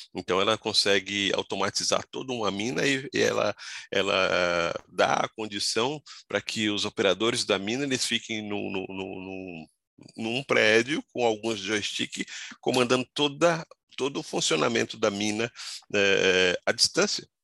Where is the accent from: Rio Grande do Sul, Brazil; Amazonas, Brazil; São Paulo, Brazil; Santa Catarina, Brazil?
São Paulo, Brazil; also born or lived in Goiás; eu sou de Goiás, mas eu vim com a minha família para São Paulo, eu tinha um ano de idade, né? Então eu já sou radicado